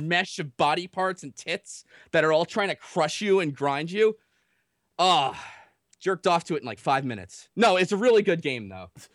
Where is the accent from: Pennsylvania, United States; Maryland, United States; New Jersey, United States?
New Jersey, United States; I'm from Jersey